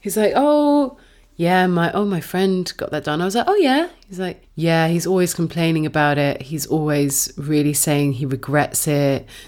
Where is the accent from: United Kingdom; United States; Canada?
United Kingdom; as a woman growing up in Britain